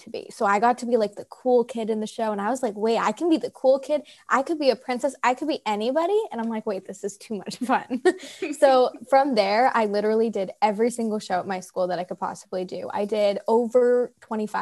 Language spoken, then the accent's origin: English; Seattle, Washington, United States; I grew up in Seattle